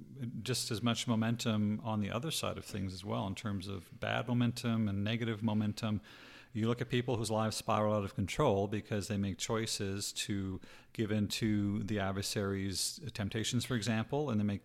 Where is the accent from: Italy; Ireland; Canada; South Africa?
Canada; also born or lived in Utah, United States; now in Arizona, United States; I'm not from Utah. Stop telling people that. I'm from Canada. I lived in Utah.